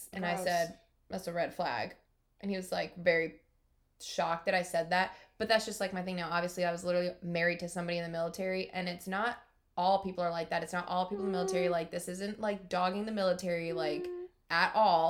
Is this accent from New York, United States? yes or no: yes; New York, United States; moved away; I was from New York and not the South